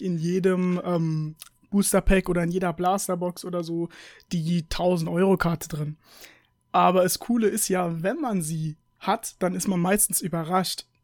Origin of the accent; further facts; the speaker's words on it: United States; ich bin Amerikaner und äh, mein Opa ist halt auch Amerikaner